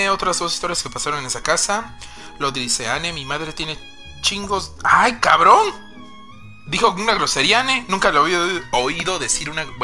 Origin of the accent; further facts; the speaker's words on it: Oaxaca, Mexico; porque somos oaxaqueños y nos encantan las cosas hechas bonitas.